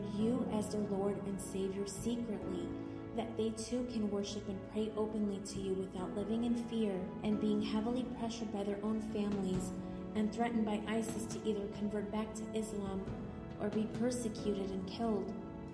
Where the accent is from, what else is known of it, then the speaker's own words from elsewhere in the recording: Kabul, Afghanistan; I am from Kabul, Afghanistan